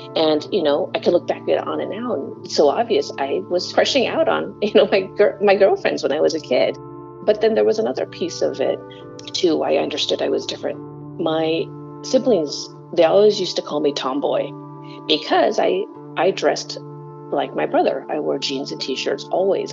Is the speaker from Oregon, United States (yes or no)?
yes; Corvallis, Oregon, United States; also born or lived in Kampong Som, Cambodia; my hometown um, there in Oregon